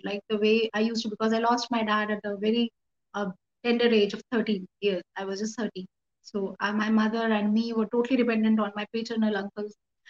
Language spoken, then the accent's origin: English; Meerut, Uttar Pradesh, India; I'm from Meerut, Uttar Pradesh, India.